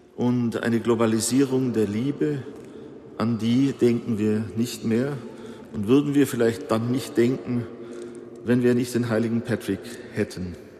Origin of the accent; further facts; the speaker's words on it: Bavaria, Germany; hier bei uns in Bayern